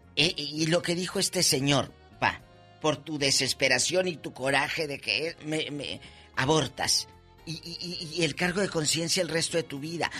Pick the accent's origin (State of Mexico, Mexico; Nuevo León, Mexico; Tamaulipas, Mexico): Tamaulipas, Mexico; Matamoros; mi Matamoros del alma